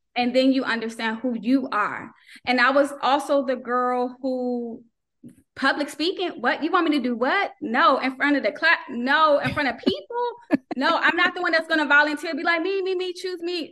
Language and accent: English; North Carolina, United States; moved away; also born or lived in Maryland; I'm originally from North Carolina. We moved to Maryland, but then when we moved to Maryland, we didn't go to church like we did back home.